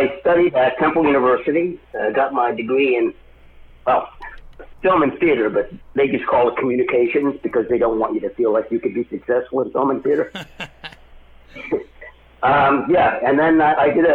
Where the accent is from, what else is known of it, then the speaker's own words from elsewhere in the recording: Philadelphia, Pennsylvania, United States; now in Los Angeles, United States; I grew up in Philadelphia area